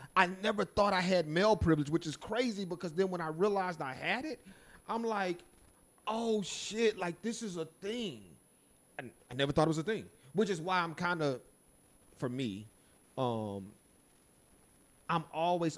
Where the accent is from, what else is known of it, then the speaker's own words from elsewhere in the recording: San Antonio, Texas, United States; I grew up in San Antonio, so we weren't the majority